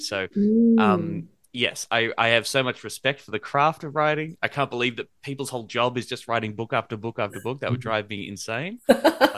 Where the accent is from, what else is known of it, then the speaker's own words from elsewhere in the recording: Australia; being an Australian millennial